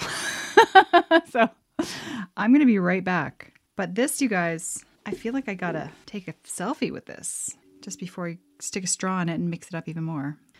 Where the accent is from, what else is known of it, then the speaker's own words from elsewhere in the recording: Canada; I'm from Canada